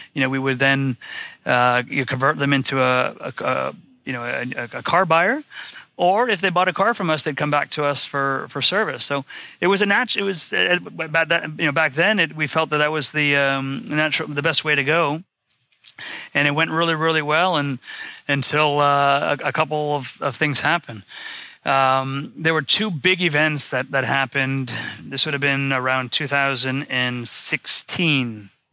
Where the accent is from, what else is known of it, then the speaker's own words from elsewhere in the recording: West Palm Beach, Florida, United States; I'm from West Palm Beach, Florida.